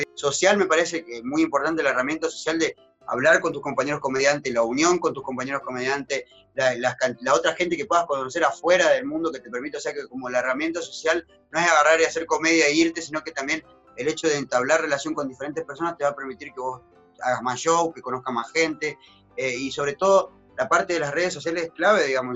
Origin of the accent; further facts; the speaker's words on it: Argentina; now in Santa Cruz, Bolivia; como argentinos nosotros